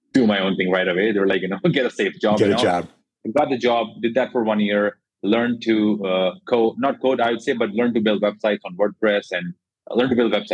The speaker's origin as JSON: {"language": "English", "town": "Jodhpur", "region": "Rajasthan", "country": "India", "moved": "yes", "lives_now": "Gurgaon, India", "said": "I'm from India. I come from a small city called Jodhpur."}